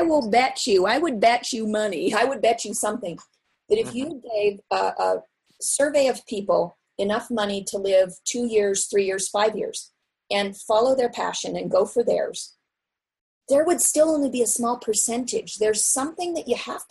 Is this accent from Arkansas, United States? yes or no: no; Seattle, Washington, United States; moved away; I grew up in Seattle in a family of professional artists